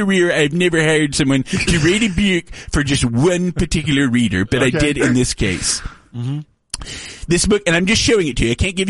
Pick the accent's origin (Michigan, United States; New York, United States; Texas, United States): Texas, United States; Tyler; I'm from Tyler, Texas, sir.